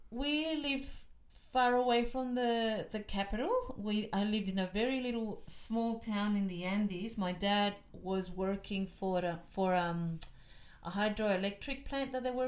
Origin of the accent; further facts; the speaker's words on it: Melbourne, Victoria, Australia; also born or lived in Chile; And from there, we moved to Broadmeadows. That's where we grew up. I went to school in that area, in Glenroy. And then I grew up in Australia.